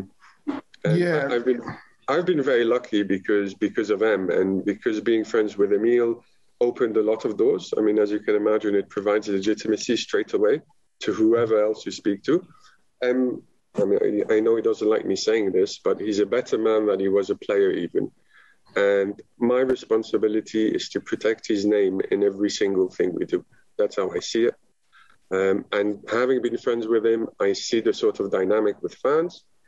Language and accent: English; Lebanon; now in Dubai, United Arab Emirates; In the Middle East, where I grew up in Lebanon